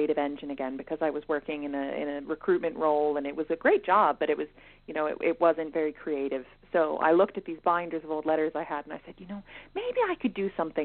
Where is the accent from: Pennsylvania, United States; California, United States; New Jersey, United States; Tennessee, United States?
Pennsylvania, United States; Philadelphia; moved away as an adult; now in Dublin, Ireland; I am from Philadelphia, Pennsylvania, originally. I moved to Dublin in 2018 to study for my master's